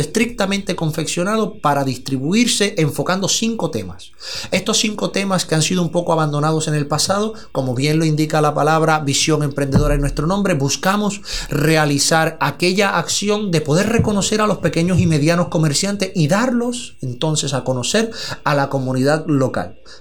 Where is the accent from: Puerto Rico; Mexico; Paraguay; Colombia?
Puerto Rico; Mayagüez; also born or lived in San Sebastián, Puerto Rico; mayagüezano, nacido y criado en Mayagüez. Posteriormente eh, pasé a lo que es el pueblo de San Sebastián y a la mayoría de edad eh, paso nuevamente al pueblo de Mayagüez.